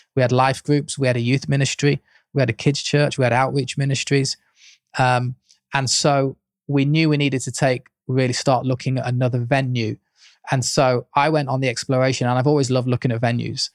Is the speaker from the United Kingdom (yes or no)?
yes; Leicester, East Midlands, United Kingdom; moved away as an adult; now in Leeds, United Kingdom; I was brought up in Leicester with my parents who were pastors of an Assemblies of God church